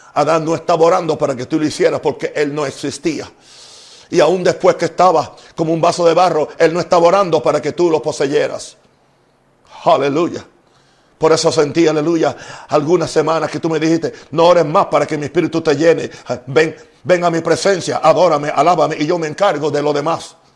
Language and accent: Spanish; United States; now in Panama; Soy norteamericano